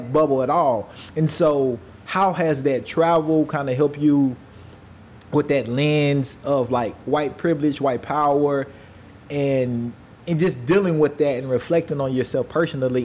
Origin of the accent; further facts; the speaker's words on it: United States; I'm American